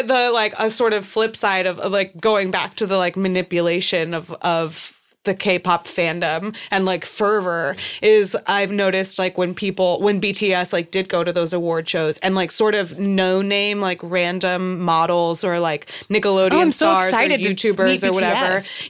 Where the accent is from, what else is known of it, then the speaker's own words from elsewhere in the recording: Chicago, Illinois, United States; Yeah, I'm from Chicago.